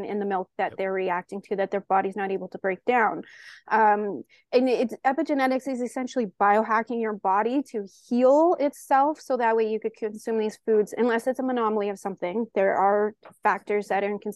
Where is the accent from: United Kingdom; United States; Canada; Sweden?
Canada; I'm Canadian